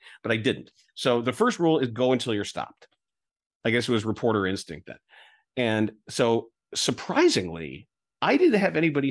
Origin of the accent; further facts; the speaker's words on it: Chicago, Illinois, United States; I'm from Chicago